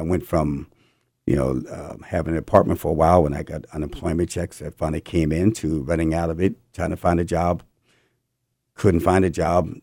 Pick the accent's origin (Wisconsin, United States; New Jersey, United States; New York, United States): New Jersey, United States; moved away as an adult; also born or lived in California; I'm from New Jersey, and I moved out to California in eighty, eighty-two